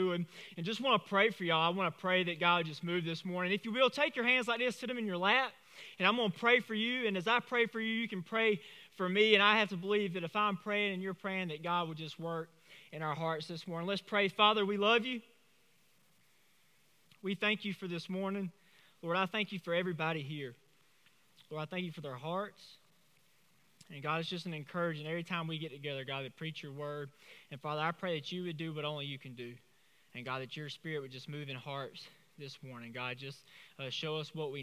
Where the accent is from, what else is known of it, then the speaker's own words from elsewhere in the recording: Vidalia, Georgia, United States; I'm from Vidalia.